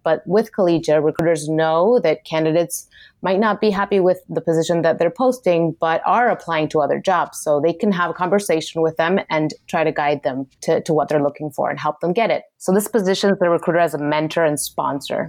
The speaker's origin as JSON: {"language": "English", "country": "Argentina", "moved": "yes", "said": "I'm originally from Argentina"}